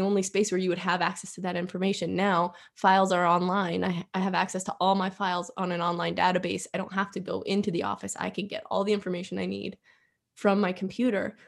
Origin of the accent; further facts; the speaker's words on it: Edinboro, Pennsylvania, United States; now in Erie, United States; growing up in Edinburgh, where it's super rural